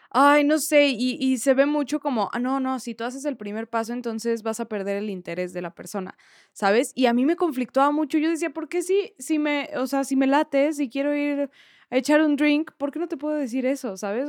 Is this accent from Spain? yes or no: no; Mexico; soy mexicana